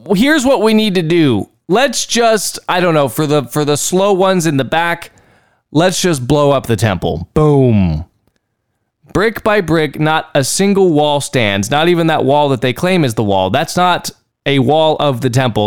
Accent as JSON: {"language": "English", "region": "Texas", "country": "United States", "accent": "Texan", "said": "I learned to spell Texan first, and then I learned to spell English later on."}